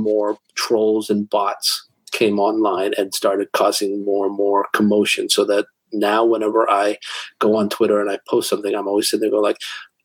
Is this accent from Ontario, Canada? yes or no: yes; Toronto, Ontario, Canada; my hometown con in Toronto